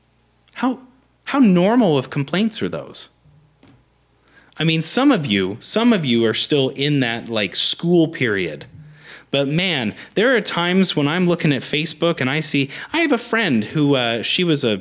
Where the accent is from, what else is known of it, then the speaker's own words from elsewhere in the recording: Beaverton, Oregon, United States; I'm from Beaverton